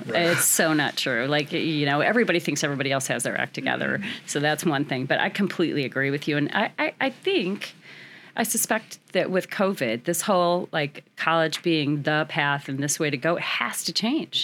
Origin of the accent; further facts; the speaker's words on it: Peoria, Illinois, United States; I am born and raised in Peoria